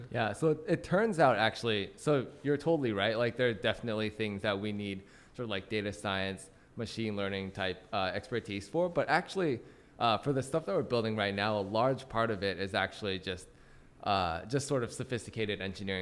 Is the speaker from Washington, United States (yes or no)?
yes; Vancouver, Washington, United States; moved away as an adult; also born or lived in Dallas, Texas; now in San Francisco, United States; I'm from uh, Washington State, small town called Vancouver. There's actually a Vancouver, BC, which is where everybody thinks I'm from when I say I'm from Vancouver, but there's actually a second Vancouver near Portland, Oregon. That's where I went to high school.